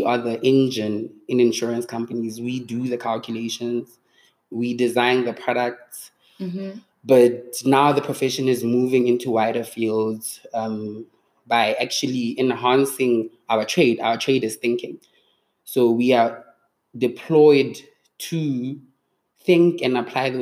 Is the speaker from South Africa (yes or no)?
yes; Mahikeng, North West, South Africa; moved away as an adult; also born or lived in Cape Town, South Africa; now in Johannesburg, South Africa; I grew up in Mafikeng